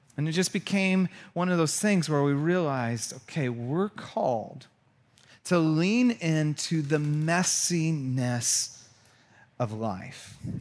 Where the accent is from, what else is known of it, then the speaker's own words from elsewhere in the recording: Santa Cruz, California, United States; moved away; also born or lived in Chicago / Georgia; We're both from Santa Cruz